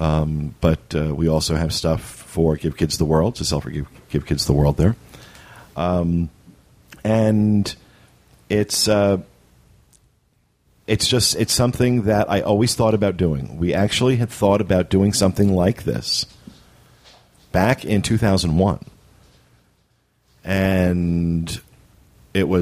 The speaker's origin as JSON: {"language": "English", "area": "Jersey Shore", "region": "New Jersey", "country": "United States", "tie": "born or raised there", "moved": "yes", "lives_now": "Florida, United States", "said": "I grew up on the Jersey Shore"}